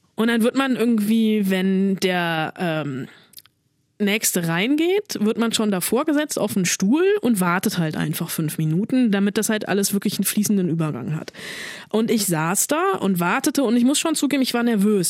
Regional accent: Germany

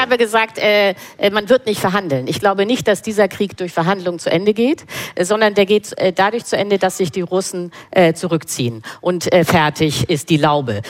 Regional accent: Germany; als Deutsche

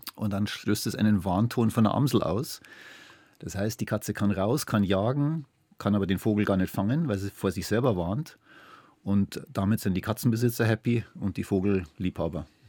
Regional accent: Germany; wenn man da als, als Deutscher kommt

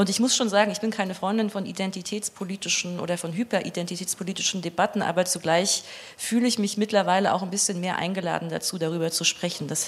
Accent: Leipzig, Saxony, Germany; der mit Abstand häufigste Spruch, den ich höre, wenn ich sage, ich bin aus Leipzig. Oh, das hört man gar nicht.

